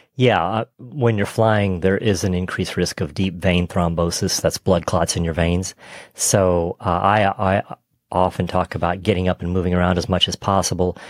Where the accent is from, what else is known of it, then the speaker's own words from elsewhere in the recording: Texas, United States; I grew up in Texas